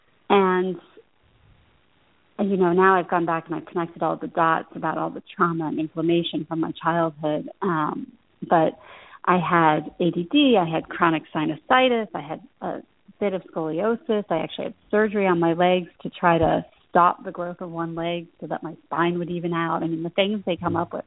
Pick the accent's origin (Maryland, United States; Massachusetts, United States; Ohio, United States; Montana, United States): Ohio, United States; Columbus; moved away; also born or lived in New York; I grew up in Columbus, Ohio. I'm a Buckeye fan.